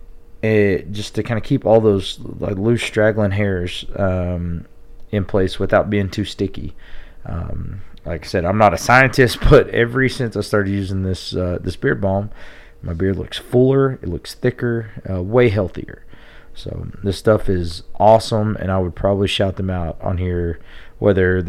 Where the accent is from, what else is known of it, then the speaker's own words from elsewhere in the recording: Tulia, Texas, United States; my hometown